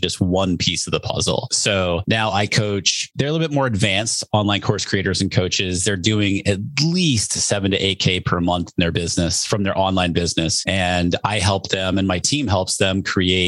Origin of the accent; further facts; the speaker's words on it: New Hampshire, United States; I grew up in New Hampshire